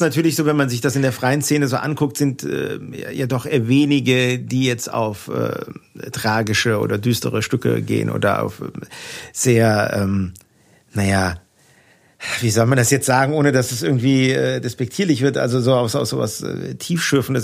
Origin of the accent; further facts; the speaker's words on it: Neuwied, Rhineland-Palatinate, Germany; accent: Platt; also born or lived in Wiesbaden; ich bin in Heimbach-Weiß groß geworden